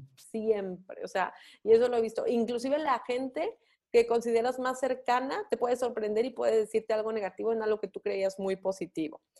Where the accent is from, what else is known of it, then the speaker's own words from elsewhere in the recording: Mexico; nuestra cultura como mexicanos